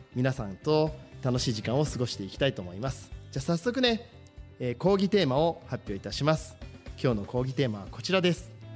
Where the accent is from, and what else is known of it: Shizuoka, Japan; moved away as an adult; also born or lived in Kanagawa